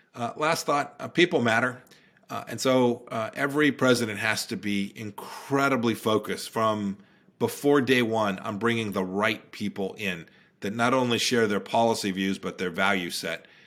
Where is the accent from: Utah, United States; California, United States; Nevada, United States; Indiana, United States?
California, United States; Santa Ana; moved away as an adult; now in Virginia, United States; I grew up in Santa Ana, California.